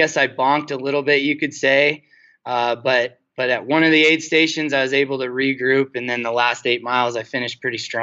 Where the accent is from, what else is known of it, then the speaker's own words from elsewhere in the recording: Bighorn Mountains, Wyoming, United States; I grew up running around the Bighorn